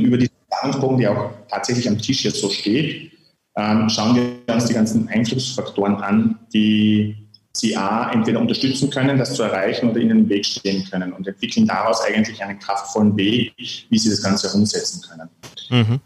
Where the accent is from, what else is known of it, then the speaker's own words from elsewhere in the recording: Lavant Valley, Carinthia, Austria; now in Graz, Austria; dort, wo ich herkomme, ein kleines Tal